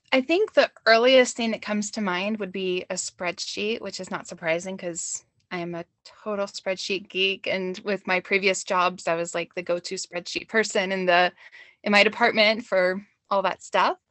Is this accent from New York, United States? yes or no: no; Georgia, United States; moved away as an adult; now in Madison, United States; I'm really from Georgia, but I've been here, oh, seventeen years